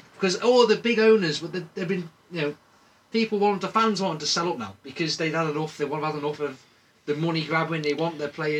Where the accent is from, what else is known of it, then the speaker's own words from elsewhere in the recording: Chester, North West England, United Kingdom; I was born in Chester, and I've been to Chester games